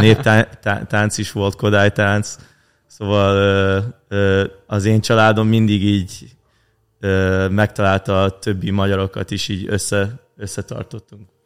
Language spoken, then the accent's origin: Hungarian; Canada; kint nálunk Kanadában